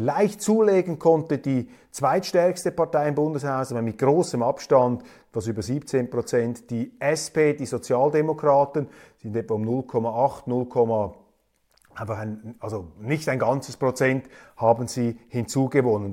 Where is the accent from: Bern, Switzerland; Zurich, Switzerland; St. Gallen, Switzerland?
Zurich, Switzerland; ich bin ja Zürcher